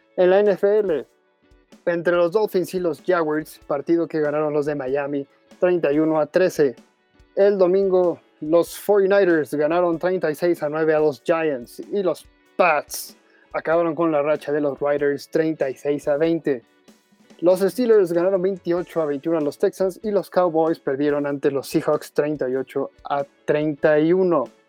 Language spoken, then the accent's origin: Spanish; Mexico; como mexicanos